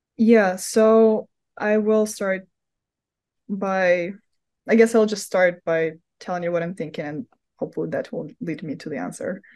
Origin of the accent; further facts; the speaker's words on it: Moscow, Russia; now in United States; originally from Moscow, Russia, hence my accent